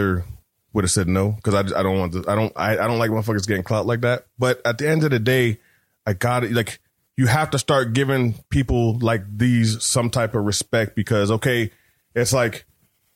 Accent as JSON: {"language": "English", "country": "Canada", "said": "I'm from Canada"}